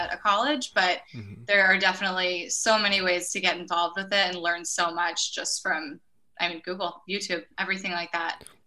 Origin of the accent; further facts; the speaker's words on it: Orwigsburg, Pennsylvania, United States; I'm actually from Orwigsburg, Pennsylvania. It's a super small town that most people have never heard